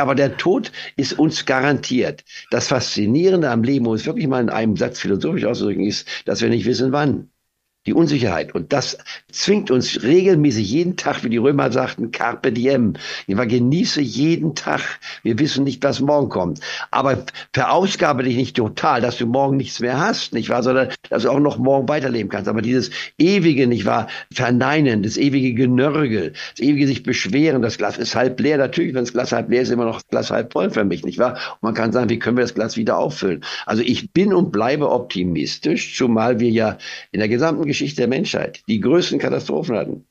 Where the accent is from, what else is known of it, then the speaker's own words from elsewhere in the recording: Goslar, Lower Saxony, Germany; also born or lived in Leipzig; now in Spain; obwohl ich in Leipzig geboren war, aber wir waren frühzeitig schon aus Leipzig weggegangen in den Harz und bin dann in Goslar am Harz